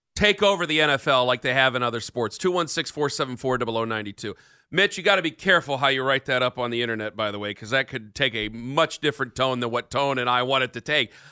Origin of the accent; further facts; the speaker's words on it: United States; as an American